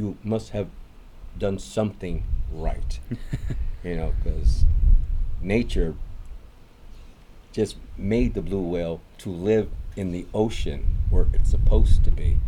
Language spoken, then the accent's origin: English; Los Angeles, California, United States; moved away as an adult; now in Baja California, Mexico; I grew up in Los Angeles, California